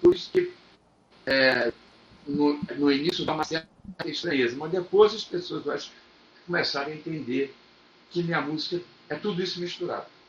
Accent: Rio de Janeiro, Brazil; Eu morava em Copacabana, eu nasci em Copacabana

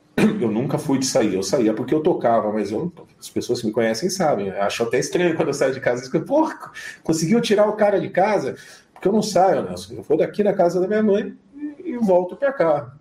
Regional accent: Curitiba, Paraná, Brazil; also born or lived in London; now in São Paulo, Brazil; eu sou de Curitiba, mas eu, antes de ir para Londres eu estava em São Paulo

